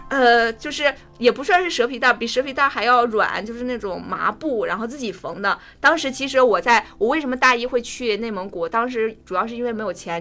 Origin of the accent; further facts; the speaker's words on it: Tangshan, Hebei, China; 我家乡是唐山的